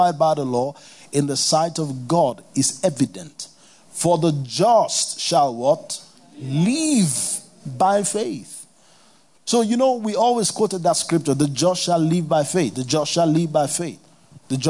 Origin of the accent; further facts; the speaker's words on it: Kano, Kano State, Nigeria; I grew up in Kano